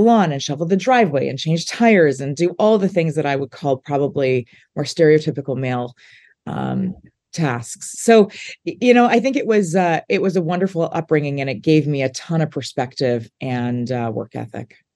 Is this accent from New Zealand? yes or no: no; Saskatchewan, Canada; moved away; growing up in Saskatchewan